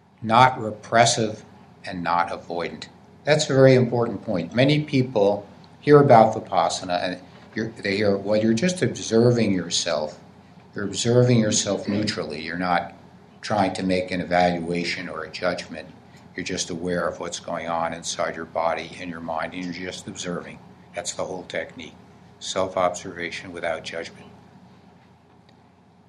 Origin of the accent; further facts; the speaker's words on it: New Jersey, United States; I come from New Jersey